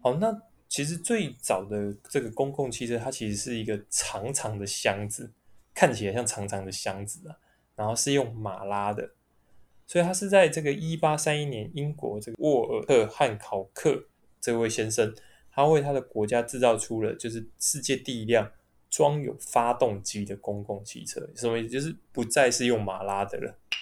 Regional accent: Taipei, Taiwan; 我们从小到大都在台北市长大

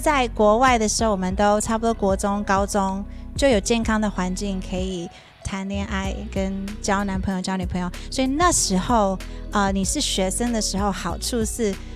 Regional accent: Virginia, United States; moved away as an adult; also born or lived in New York; now in Taiwan; 我在纽约出生，嗯。然后我在 Virginia 长大，嗯。然后我十八岁来台湾

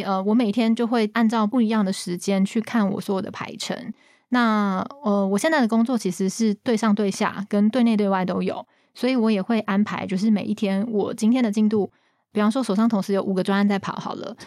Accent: Taiwan; 我们就是台湾人

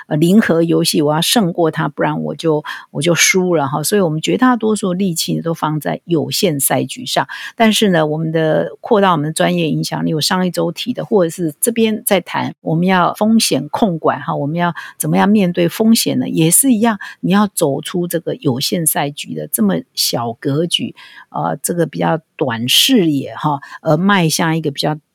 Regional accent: Taiwan; 我们台湾人

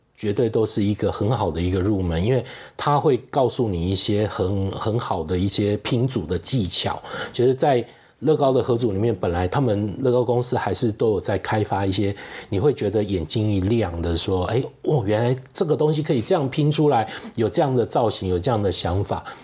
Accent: Kaohsiung, Taiwan; moved away as an adult; now in Taipei, Taiwan; 因为我是高雄人， 好，那那时候也是毕业以后找工作的关系，然后就来到了台北，然后就一直住在台北

